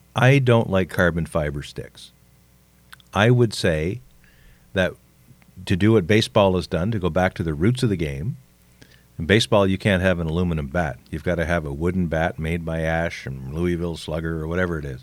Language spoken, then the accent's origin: English; Canada; I'm a Canadian